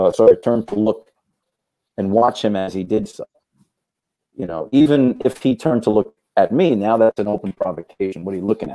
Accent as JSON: {"language": "English", "town": "New York City", "region": "New York", "country": "United States", "tie": "born or raised there", "said": "I grew up in Brooklyn"}